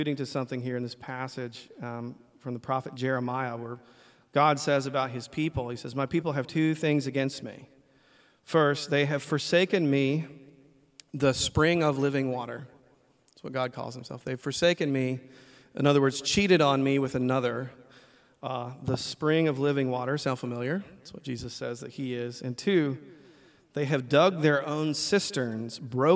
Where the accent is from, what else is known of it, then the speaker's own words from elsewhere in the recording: the South, United States; I grew up in the South